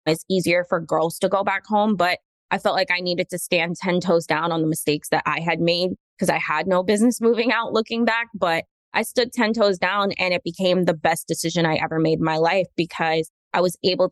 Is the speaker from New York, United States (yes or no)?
no; Orlando, Florida, United States; I grew up in Orlando, Florida, born and raised.